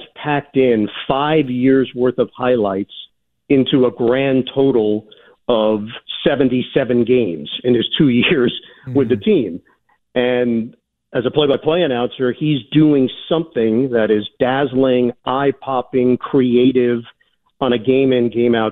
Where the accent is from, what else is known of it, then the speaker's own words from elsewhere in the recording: United States; I am an American